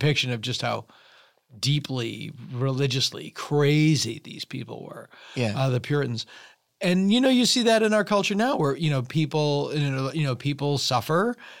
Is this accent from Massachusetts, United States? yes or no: yes; Massachusetts, United States; Yeah, I was. It wasn't up to Salem.